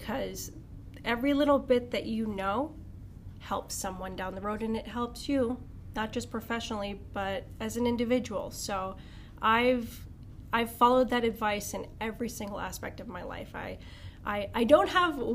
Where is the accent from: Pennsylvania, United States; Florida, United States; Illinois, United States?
Pennsylvania, United States; Wilkes-Barre; also born or lived in Italy; I was raised over in Wilkes-Barre, Pennsylvania